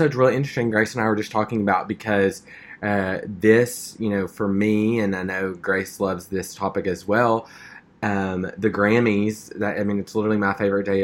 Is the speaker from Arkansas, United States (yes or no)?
yes; Stuttgart, Arkansas, United States; moved away; where I grew up in Stuttgart